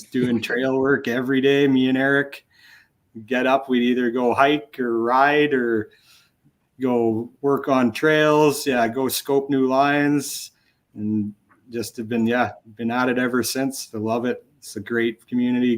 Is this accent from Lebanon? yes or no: no; Red Deer, Alberta, Canada; I grew up in Red Deer.